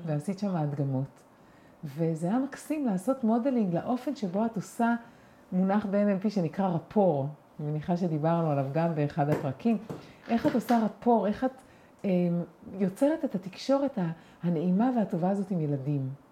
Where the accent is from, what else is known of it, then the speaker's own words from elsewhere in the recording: Israel; אני גדלתי בקיבוץ